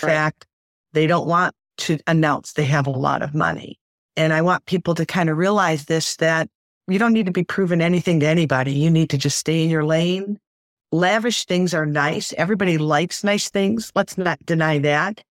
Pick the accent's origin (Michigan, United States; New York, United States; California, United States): Michigan, United States; Detroit; I grew up in Detroit.